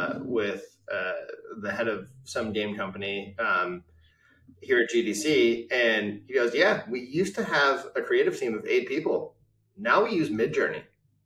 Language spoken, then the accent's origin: English; Palo Alto, California, United States; I grew up in Palo Alto in the 90s